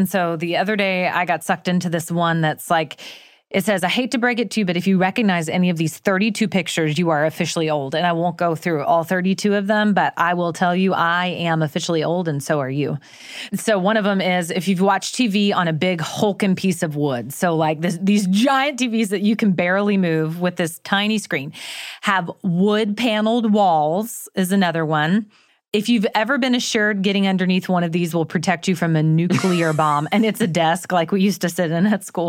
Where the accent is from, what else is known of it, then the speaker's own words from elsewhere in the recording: Florida, United States; Well, I'm not technically Southern. I was raised in North Florida.